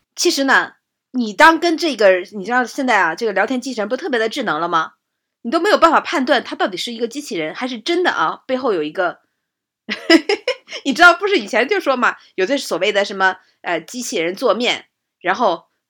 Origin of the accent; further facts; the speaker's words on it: Jinzhou, Liaoning, China; 这来自我的老家